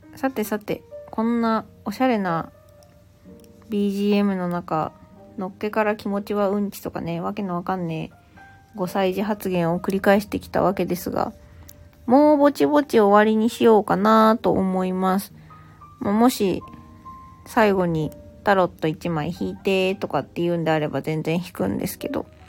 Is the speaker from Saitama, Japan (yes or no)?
yes; Saitama, Japan; 私は生まれも育ちも今の住んでるところも埼玉県